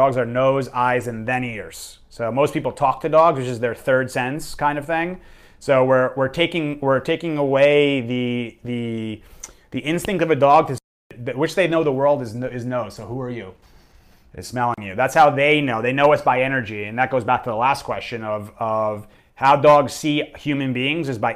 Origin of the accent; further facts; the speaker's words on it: New York, United States; I'm from New York